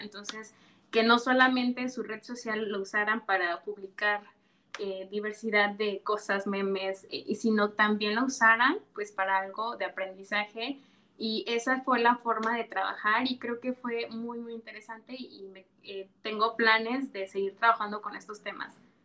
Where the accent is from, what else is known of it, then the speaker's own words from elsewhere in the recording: Yanga, Veracruz, Mexico; soy originaria de Yanga, orgullosamente de Yanga